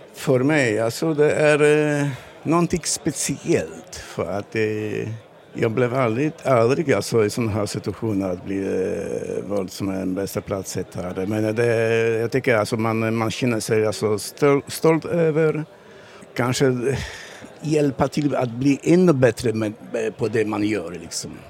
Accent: Poland; Swedish is a second language; moved away as an adult; also born or lived in Malmö area, Sweden; now in Sweden; Jag kommer från Polen för 15 år sedan

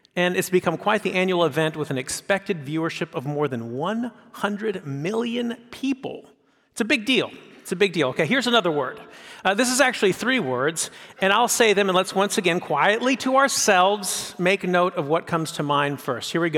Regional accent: San Francisco Bay Area, California, United States; I grew up in the San Francisco Bay Area

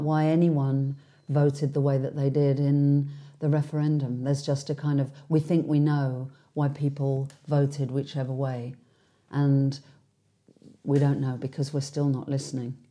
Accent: London, United Kingdom; being a Londoner, um, being somebody, and I often catch myself saying that I come from England

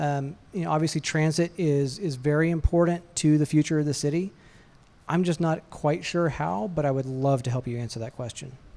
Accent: Athens, Georgia, United States; now in Atlanta, United States; I was born in Athens, and so, uh, while not, uh, technically an Atlanta native, I'm more Atlanta native than a lot of people

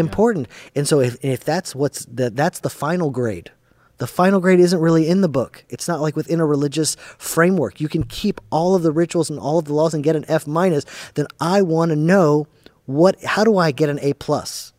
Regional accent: Atlanta, Georgia, United States; first language English; I only knew English 'cause I grew up in Atlanta, Georgia

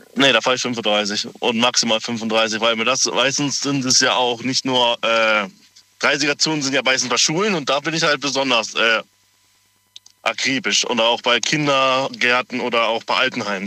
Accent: Freiburg, Baden-Württemberg, Germany; Ich komme ja aus Freiburg

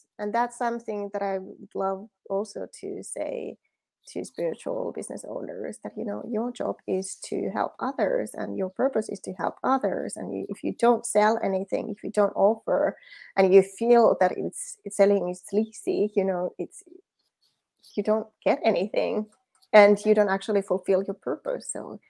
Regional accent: Finland; English is a second language; moved away; Yes. That's the Finnish way. I'm from Finland originally.

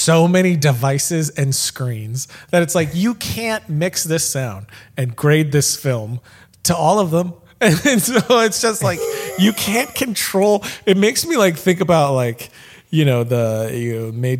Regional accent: Florida, United States; moved away as an adult; now in Dallas, United States; I'm in Dallas still. I lived in Florida, born and raised in Florida. Moved to Dallas in like 2012

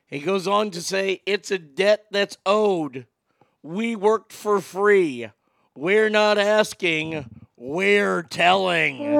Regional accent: Garland, Texas, United States; born or raised there

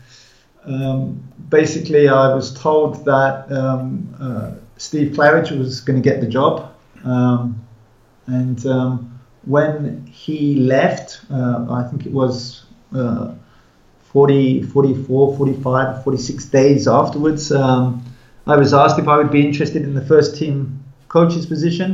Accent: England, United Kingdom; moved away; also born or lived in India; although I'm English, I've been away for a long time

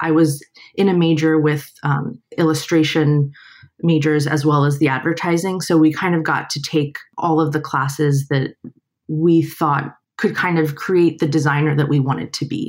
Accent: Miami, Florida, United States; I was born and raised in Miami, Florida.

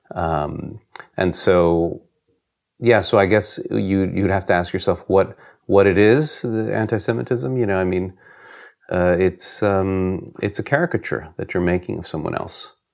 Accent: New York, United States; now in France; I was born in New York, in the United States, and I moved to France in nineteen ninety-nine.

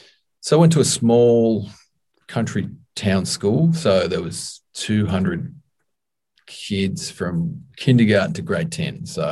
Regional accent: Tasmania, Australia; moved away as an adult; now in Melbourne, Australia; live in Melbourne now, which is one of the more populous cities. Very cool city. Yeah. But I grew up in Tasmania, lived there for like 28 years.

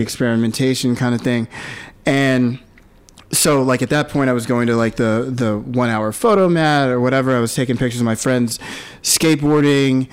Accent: Philadelphia, Pennsylvania, United States; now in New York City, United States; I was born in Philadelphia

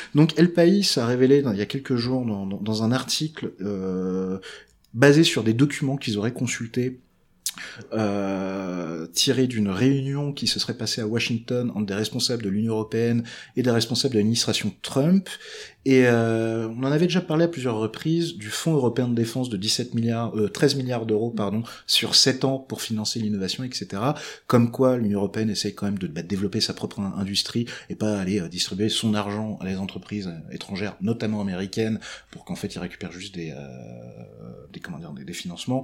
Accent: Breton, Brittany, France; je suis breton

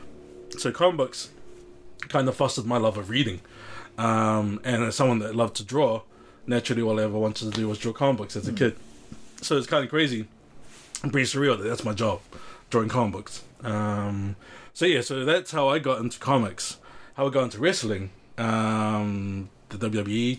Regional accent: Auckland, New Zealand; born and raised in South Auckland

